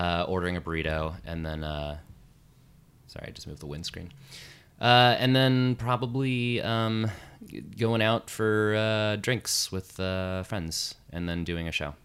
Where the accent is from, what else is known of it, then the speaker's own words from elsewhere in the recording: Las Vegas, Nevada, United States; moved away as an adult; also born or lived in Chicago; now in New York, United States; I grew up in Las Vegas, Nevada